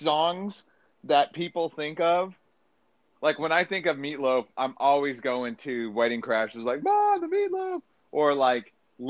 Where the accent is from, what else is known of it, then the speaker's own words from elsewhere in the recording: the South, United States; I'm from the South, so we do the mustard.